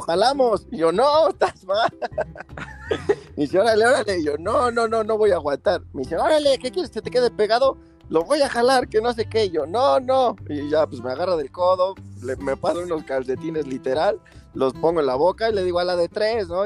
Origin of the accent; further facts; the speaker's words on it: San Martín Texmelucan, Puebla, Mexico; Soy originario de San Martín Texmelucan, toda mi vida he vivido aquí